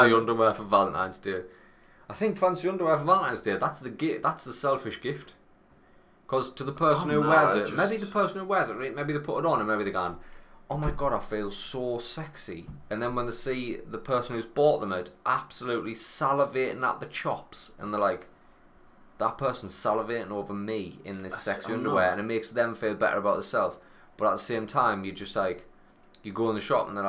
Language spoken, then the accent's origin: English; Sunderland, North East England, United Kingdom; I come from Sunderland